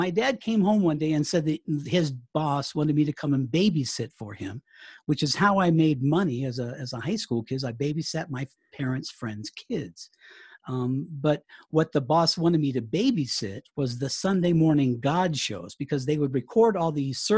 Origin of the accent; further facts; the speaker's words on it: Colorado, United States; also born or lived in Charleston, South Carolina; I was born in Charleston, South Carolina. Um, my father is uh, was a retired Navy man, spent 20 years in the U.S. Navy and we traveled around the country, but I ended up out here in Colorado.